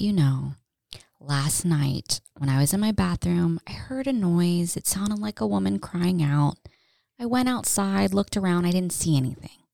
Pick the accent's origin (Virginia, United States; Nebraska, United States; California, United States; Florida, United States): Florida, United States; Tampa; moved away as an adult; also born or lived in Pennsylvania; now in North Carolina, United States; I grew up in Tampa, not the safest.